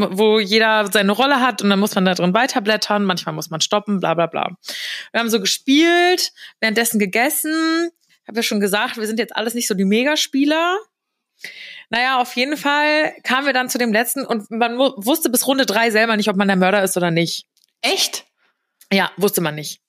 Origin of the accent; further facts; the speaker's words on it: near Frankfurt, Hesse, Germany; Ist ja nur in der Nähe von Frankfurt